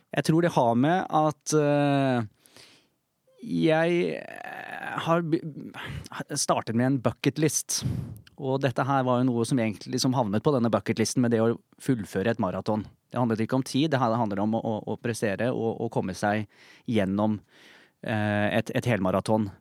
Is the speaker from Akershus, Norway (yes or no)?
yes; Bærum, Akershus, Norway; Jeg ble født i Bærum eh, i 1983